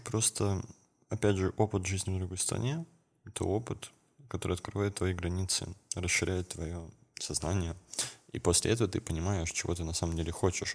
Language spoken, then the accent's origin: Russian; Kemerovo Oblast, Russia; из, э, области, где я, откуда я родом, из Кемеровской области